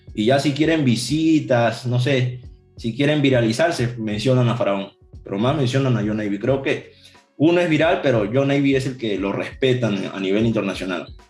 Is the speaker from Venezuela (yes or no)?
no; Ica, Peru; decía que yo era de ICA